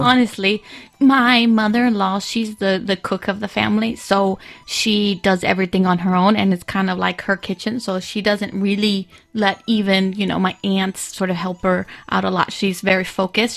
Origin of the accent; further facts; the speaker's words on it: Texas, United States; moved away as an adult; now in Beijing, China; I'm American. I'm from Texas